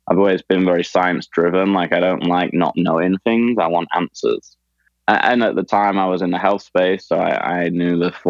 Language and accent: English; Leicester, East Midlands, United Kingdom; when I say oh, I'm from England, they go, oh, wow, London, London's great. It'd be cool to live there. But that's like saying, oh, I'm from America. I live in New York, right? It's not always the same in different parts of England. So Leicester was a, a smaller city